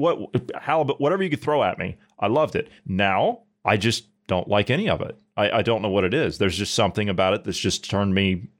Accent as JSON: {"language": "English", "country": "United States", "said": "I'm American, obviously"}